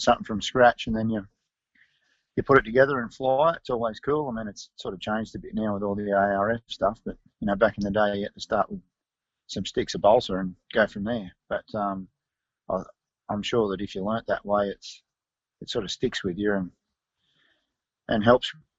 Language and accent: English; Taree, New South Wales, Australia; also born or lived in Sydney; I was born in Sydney, but then we moved up to Old Barton, just near Taree, when I was one